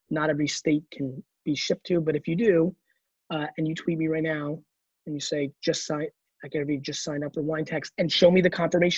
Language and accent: English; Belarus; moved away; I was born in Belarus